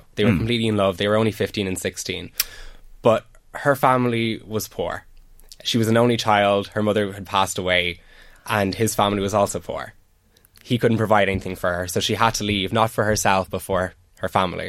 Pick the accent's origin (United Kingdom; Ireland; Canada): Ireland; Drogheda, Leinster; I grew up doing drama, doing theatre from the age of 5 in the Little Duke in town, joined Drogheda Arts Centre